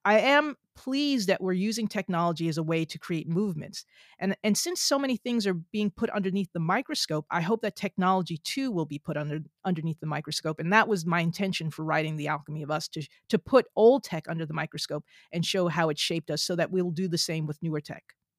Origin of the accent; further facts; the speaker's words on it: New Jersey, United States; I'm from New Jersey